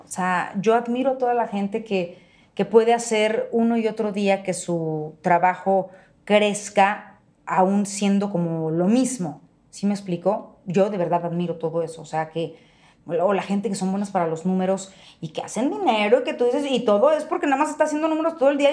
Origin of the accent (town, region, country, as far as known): Mexico